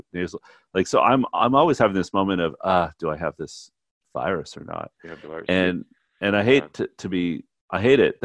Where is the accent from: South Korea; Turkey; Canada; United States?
Canada; moved away; as a Canadian